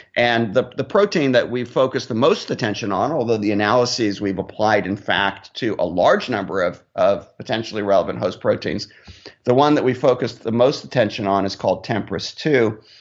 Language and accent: English; Laguna Beach, California, United States; also born or lived in United Kingdom / North Carolina; now in New York, United States; I'm actually from Southern California originally, so yeah, I grew up on, on the beach in Laguna